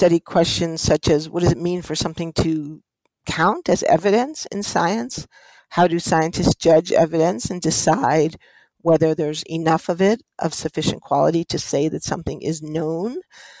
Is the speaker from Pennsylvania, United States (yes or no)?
no; New York City, New York, United States; I grew up in the heart of New York City on the Upper West Side of Manhattan